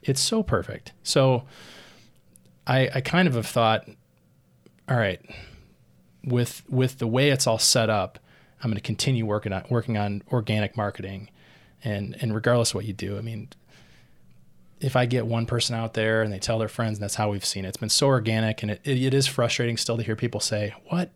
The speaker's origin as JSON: {"language": "English", "town": "Rockford", "region": "Illinois", "country": "United States", "tie": "born or raised there", "also_born_or_lived": "Queens, New York", "moved": "yes", "said": "having lived in Queens, New York for nearly eleven years, to come back and have a different lens to, to look, you know, at Rockford, my hometown"}